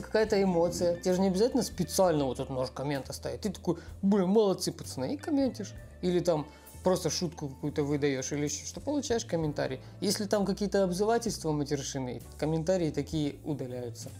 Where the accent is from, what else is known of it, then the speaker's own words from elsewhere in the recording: Ukraine; я из Украины